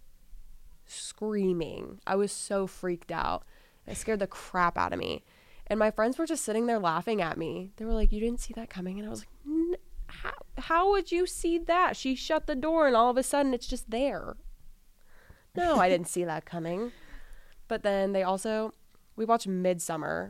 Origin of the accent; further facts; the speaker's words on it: Kansas City, United States; I'm from Kansas City